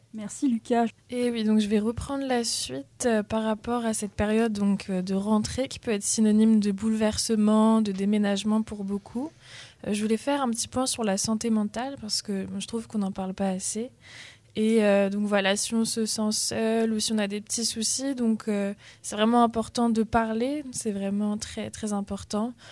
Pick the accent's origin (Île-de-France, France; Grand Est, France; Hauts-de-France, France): Île-de-France, France; Paris region; now in Tours, France; Je viens de la région parisienne